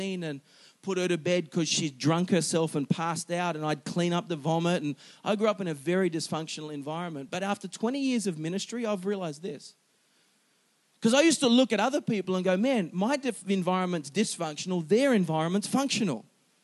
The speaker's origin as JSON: {"language": "English", "country": "Singapore", "tie": "born or raised there", "said": "I was born in Singapore. Got a Singaporean citizenship"}